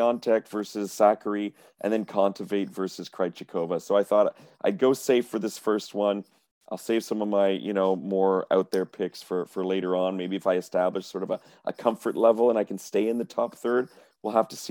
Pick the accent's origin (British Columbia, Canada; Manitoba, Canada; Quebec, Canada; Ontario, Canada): Quebec, Canada; Montreal; I'm from Montreal.